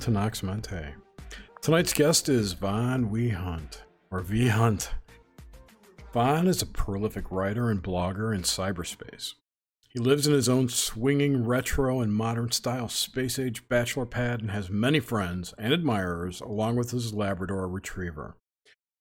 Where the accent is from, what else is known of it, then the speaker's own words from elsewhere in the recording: New York, United States; I'm from New York and my family's from New York